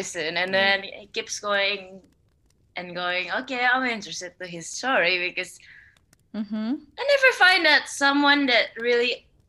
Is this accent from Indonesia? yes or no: yes; Indonesia; also born or lived in Jakarta; oh, actually I'm from Indonesia as well.